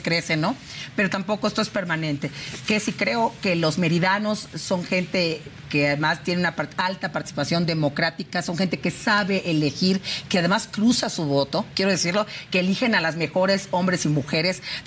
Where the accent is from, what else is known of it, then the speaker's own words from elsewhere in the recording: Yucatán, Mexico; como yucateca, eh, pues me siento muy emocionada